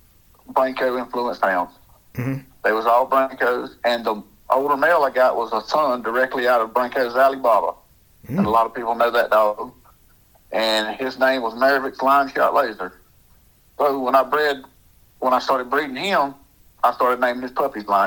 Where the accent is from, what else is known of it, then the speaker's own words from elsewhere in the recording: Louisiana, United States; moved away as an adult; I'm from Louisiana. Grew up, born and raised there, and decided to move up here when about 20 years old